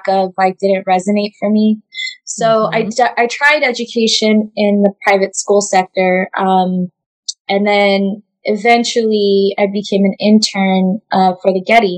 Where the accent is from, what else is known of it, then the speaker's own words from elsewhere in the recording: Orange County, California, United States; also born or lived in refugee camp (birthplace); he was able to acquire a job in Orange County. So that's where I grew up.